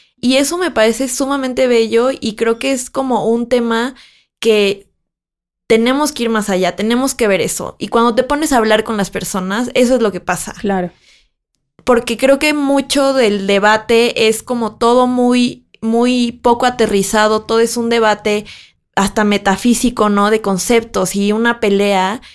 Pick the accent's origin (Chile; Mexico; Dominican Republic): Mexico; now in Mexico City, Mexico; yo soy de una ciudad que no es la Ciudad de México, yo crecí ahí y entonces para mí era como muy transgresor pensar que cuando yo me mudé a la Ciudad de México